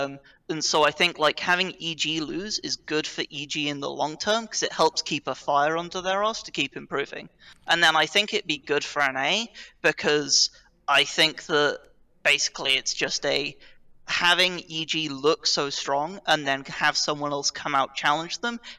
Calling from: London, United Kingdom; I am calling from the London, United Kingdom.

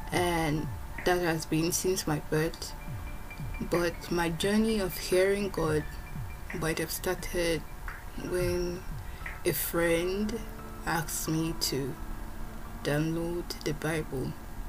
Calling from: Moscow, Russia; Hello everyone … I am recording this from Moscow, Russia.

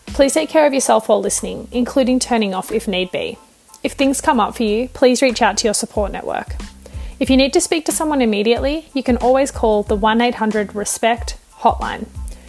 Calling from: New South Wales, Australia; I'm calling in from Goombangi land.

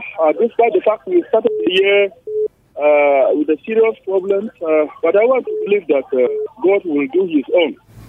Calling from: Angwan Rukuba, Jos, Plateau, Nigeria; I'm calling from Anguarukuba, Gondola, Magaji.

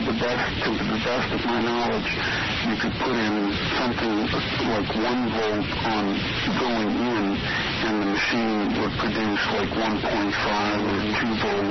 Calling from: Las Vegas, Nevada, United States; From Las Vegas.

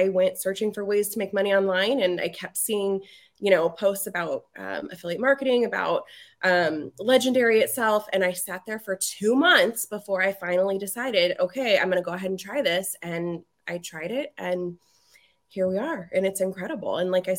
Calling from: Reno, Nevada, United States; Reno, Nevada.

